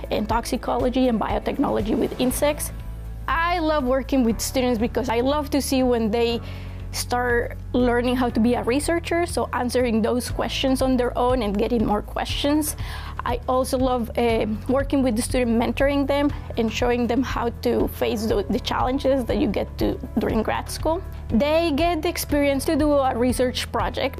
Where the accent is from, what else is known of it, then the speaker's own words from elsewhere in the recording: Colombia; moved away as an adult; now in Lincoln, United States; I grew up in South America, in Colombia, is one of the most biodiverse countries in the world